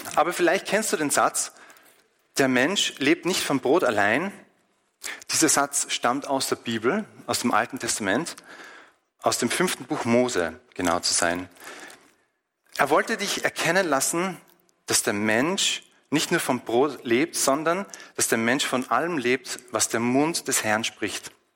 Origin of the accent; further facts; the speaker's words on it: Austria; bei uns in Österreich